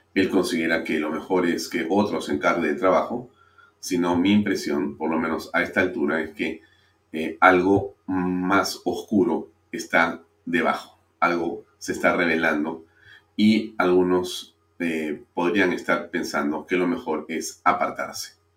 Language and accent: Spanish; Peru